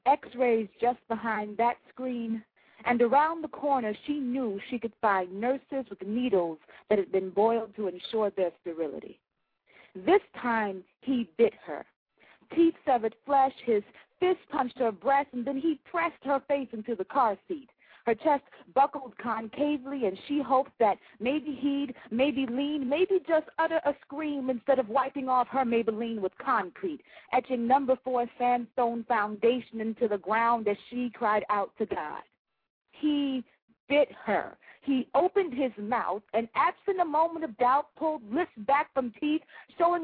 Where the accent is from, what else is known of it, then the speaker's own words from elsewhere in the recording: Miami, Florida, United States; now in Atlanta, United States; I live in Georgia now, in the metro Atlanta area, but I am from Miami.